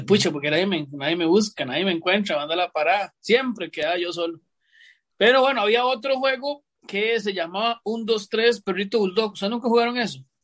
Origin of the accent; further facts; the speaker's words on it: San José, Costa Rica; Yo me crié en Atillo 7